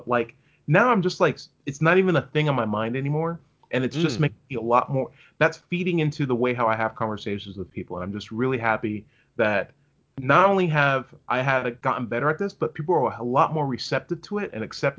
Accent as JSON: {"language": "English", "region": "Hawaii", "country": "United States", "said": "I'm Mormon from Hawaii."}